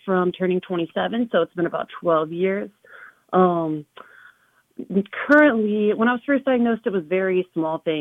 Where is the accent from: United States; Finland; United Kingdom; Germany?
United States; Richmond, Indiana; also born or lived in Bloomington, Indiana; now in Indianapolis, United States; I grew up in Richmond, Indiana